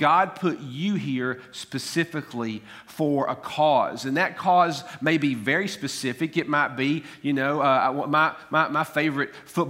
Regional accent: Tullahoma, Tennessee, United States; I was born in Coffee County, Tennessee, actually in Harton Hospital in Tullahoma.

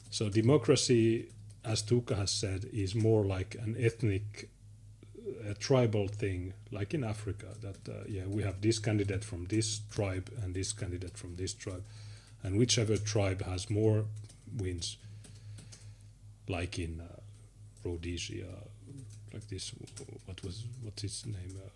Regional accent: Finland; I'm from Finland, nice.

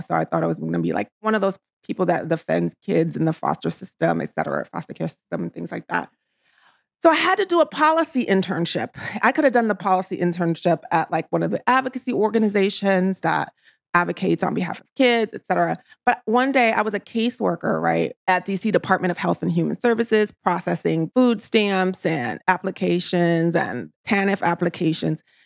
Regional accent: New York City, New York, United States; also born or lived in Washington, D.C.; I came to the States when I was three years old. I grew up in New York City in the projects

